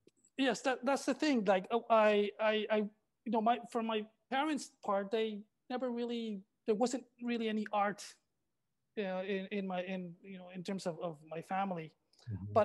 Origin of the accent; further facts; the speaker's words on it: Rosarito, Baja California, Mexico; also born or lived in Tijuana; I was born in Tijuana, and my father had a curio shop here in Rosarito Beach. So then this is where I lived. We lived in the back of the curio shop.